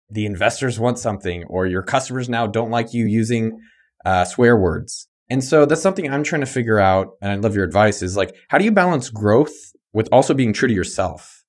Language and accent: English; the Bay Area, California, United States; moved away as an adult; now in Austin, United States; I grew up in the Bay